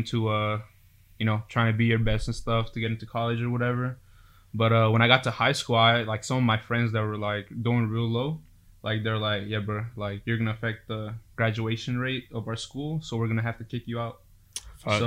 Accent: Los Angeles, California, United States; I mostly grew up in the valley, right? I grew up in San Fernando, Pacoima

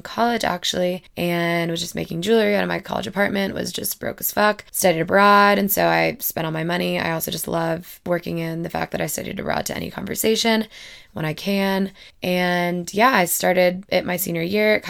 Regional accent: Madison, Alabama, United States; moved away as an adult; also born or lived in Auburn, Alabama; now in Denver, United States; I am originally from Madison, Alabama

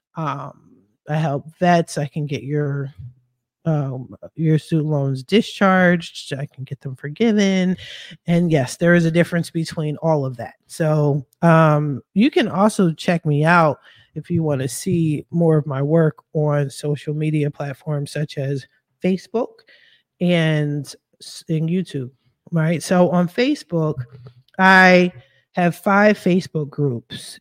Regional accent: Philadelphia, Pennsylvania, United States; moved away as an adult; now in West Coast, United States; I am from Philadelphia. I'm a Philly chick all day

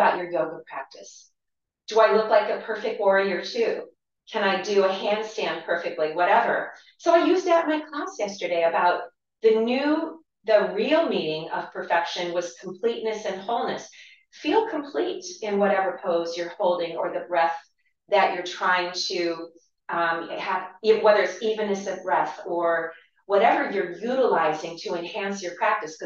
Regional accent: Dover, Ohio, United States; now in Independence, United States; We're both from Tuscarawas County. I'm from Dover

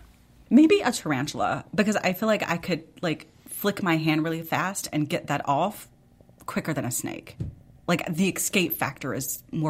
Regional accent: Memphis, Tennessee, United States; I grew up in Memphis listening

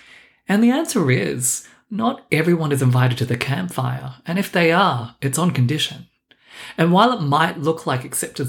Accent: Melbourne, Victoria, Australia; accent: mixture of Australian, London and New York; also born or lived in London; now in New York, United States; raised in Melbourne, Australia, I matured in London, and now I'm living the glory years in New York. My accent does tend to throw people, and just so we don't get too hung up on it, it's a mixture of everything I just said.

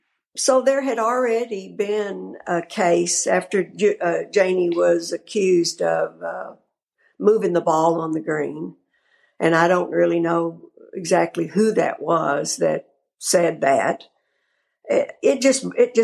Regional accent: Texas, United States; I am from Texas

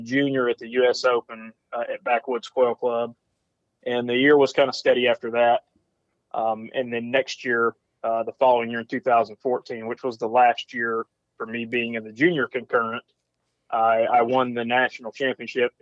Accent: Dacula, Georgia, United States; My hometown is Decula, Georgia

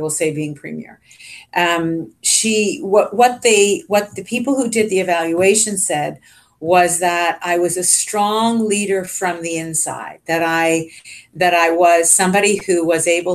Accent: Richmond Hill, Ontario, Canada; I grew up in Richmond Hill, Ontario

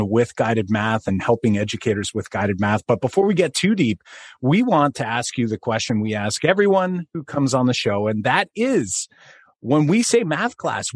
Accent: Canada; fellow Canadian math moment maker

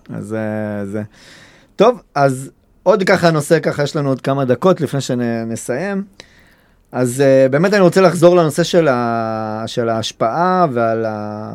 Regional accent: Kiryat Gat, Southern District, Israel; גדלתי פה, ואכפת לי מהעיר

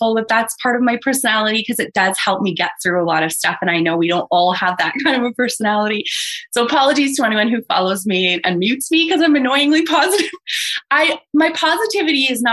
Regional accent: Toronto, Ontario, Canada; my hometown of Toronto

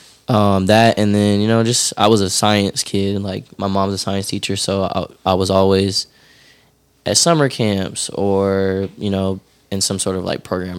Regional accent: Tucker, Georgia, United States; I grew up in Tucker

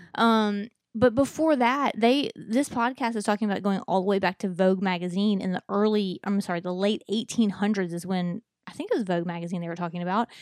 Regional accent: Mobile, Alabama, United States; I was b, y, born and raised here in Mobile

